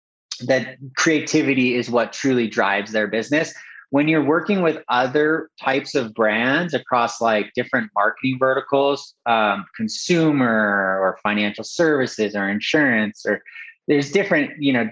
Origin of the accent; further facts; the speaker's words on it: Southern California, United States; I grew up in Southern California, and I always was exposed to art and culture. I grew up in a town right outside, like, you know, just inland of Malibu